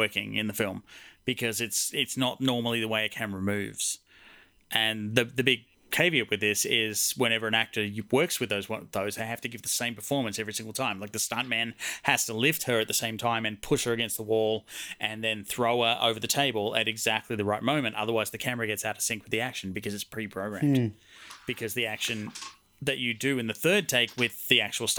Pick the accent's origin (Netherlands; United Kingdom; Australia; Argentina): Australia; moved away; my home country, Australia